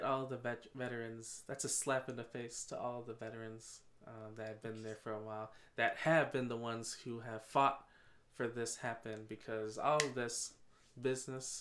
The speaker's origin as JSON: {"language": "English", "town": "Chicago", "region": "Illinois", "country": "United States", "said": "We are from Chicago"}